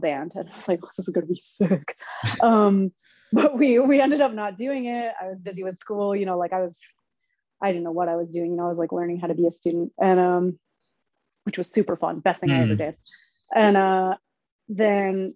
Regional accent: Philadelphia, Pennsylvania, United States; moved away as an adult; I'm from Philly, but I'm not there anymore

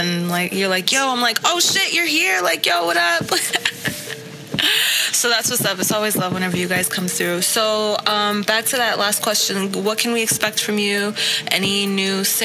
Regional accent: New York, United States; now in Florida, United States; I'm from New York

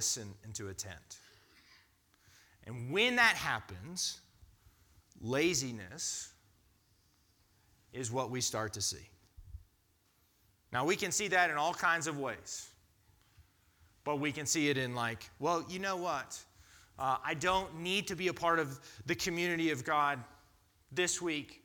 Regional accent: United States; as an American culture

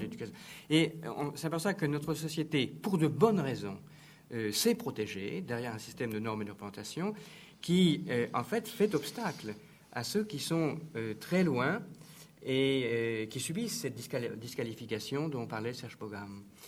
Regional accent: France; on est français

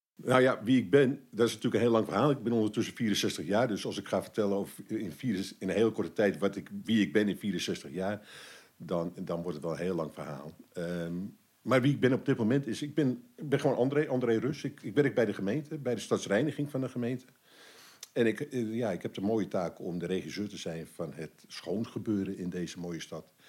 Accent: Amsterdam, North Holland, Netherlands; moved away as an adult; now in Almere, Netherlands; ik ben een geboren en getogen Amsterdammer. Ik probeer de, de tongval eh, wel te verbergen

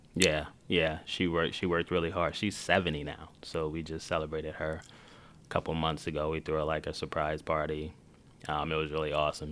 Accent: Chicago, Illinois, United States; I grew up in Rockwell Gardens, which was a housing project right off of Western and, like, Van Buren

